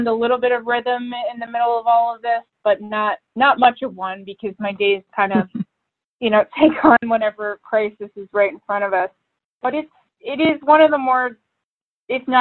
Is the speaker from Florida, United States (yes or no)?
no; Philadelphia, Pennsylvania, United States; moved away as an adult; also born or lived in Washington, D.C.; now in Illinois, United States; I'm from the Philadelphia area. I grew up there